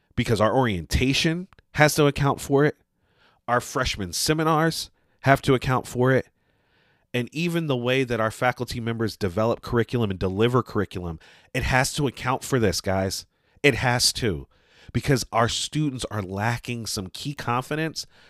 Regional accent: Northeast, United States; growing up in the Northeast

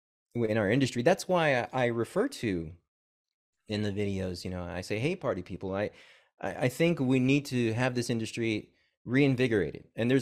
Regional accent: McKinney, Texas, United States; also born or lived in Corpus Christi, Texas; I grew up in, well, I was born in Corpus and I grew up in McKinney, Texas.

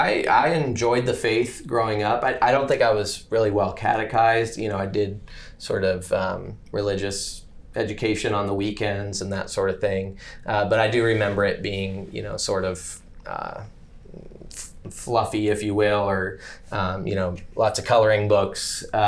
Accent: Athens, Ohio, United States; born there; So, I was born in Athens, Ohio, to go all the way back to the beginning.

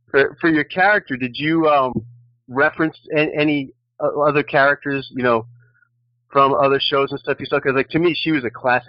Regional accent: New York City, New York, United States; I'm a Bronx boy myself

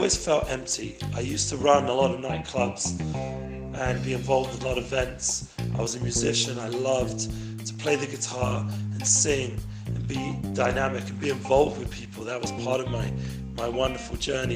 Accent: London, United Kingdom; now in Israel; I grew up in London.

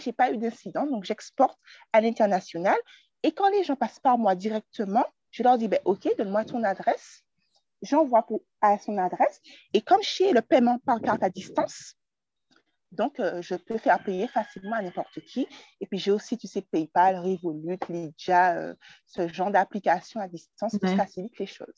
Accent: Martinique; je suis originaire de la Martinique

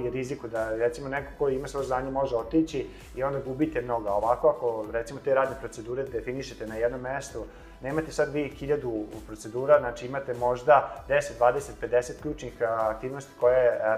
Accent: Serbia

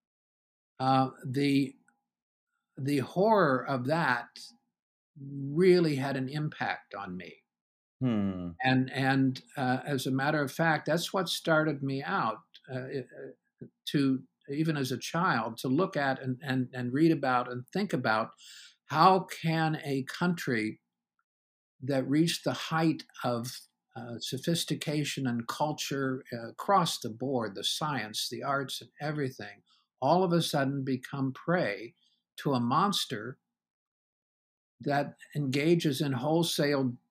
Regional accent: Columbus, Ohio, United States; moved away as an adult; also born or lived in California / Warsaw, Virginia; I was born in Columbus, Ohio. I'm a native Ohioan, left there to do some graduate work in California.

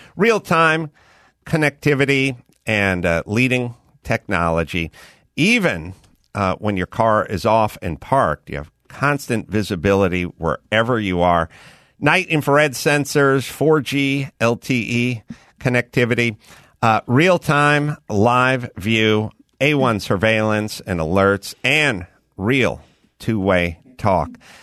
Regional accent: United States; I grew up in America

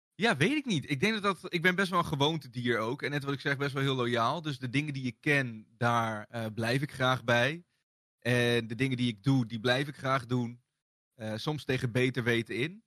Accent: Bennekom, Gelderland, Netherlands; also born or lived in Ede; ik kan me niks meer herinneren van de geboorteplaats Ede. Ik ben ook vrij snel verhuisd naar Bennekom

